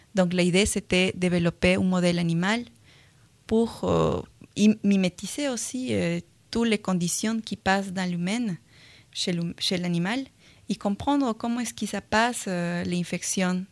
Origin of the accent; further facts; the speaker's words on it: Peru; accent: Latin American; French is a second language; now in France; je suis péruvienne